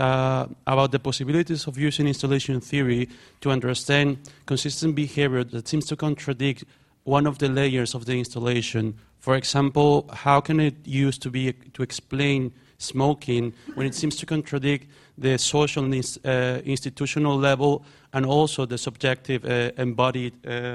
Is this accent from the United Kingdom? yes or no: no; Mexico; moved away; I come from Mexico.